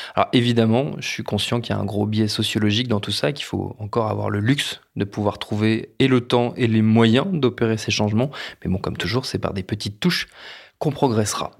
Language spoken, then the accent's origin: French; France; chez nous en France